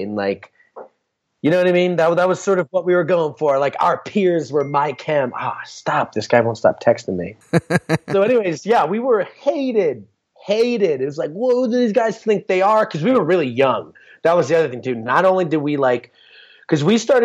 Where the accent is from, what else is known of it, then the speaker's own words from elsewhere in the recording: northern New Jersey, United States; I grew up in like northern New Jersey